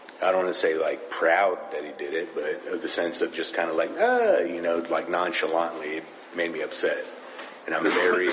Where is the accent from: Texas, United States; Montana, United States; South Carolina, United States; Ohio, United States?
Texas, United States; Spring; I'm from Texas. Accents are a little different.